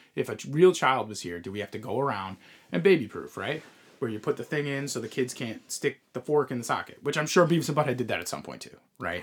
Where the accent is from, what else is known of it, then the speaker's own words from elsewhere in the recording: Long Island, New York, United States; we we grew up on Long Island